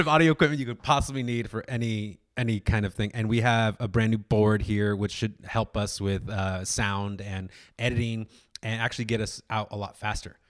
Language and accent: English; Orange County, California, United States; I was kid from Orange County